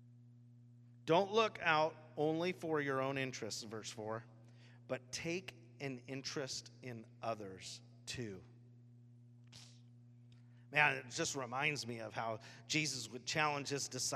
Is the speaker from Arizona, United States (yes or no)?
no; Washington, United States; I'm grown up here my whole life